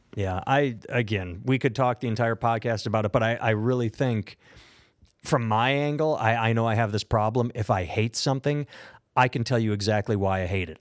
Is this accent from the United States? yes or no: yes; United States; I am an American